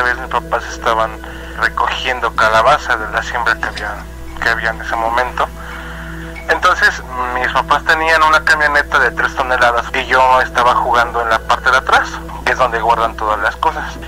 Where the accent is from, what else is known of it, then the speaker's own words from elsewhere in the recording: Puebla, Mexico; soy del estado de Puebla